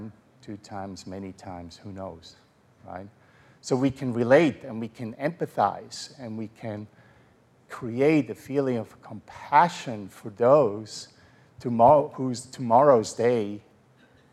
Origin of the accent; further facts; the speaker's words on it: Switzerland; moved away as an adult; now in United States; in Switzerland, we are neutral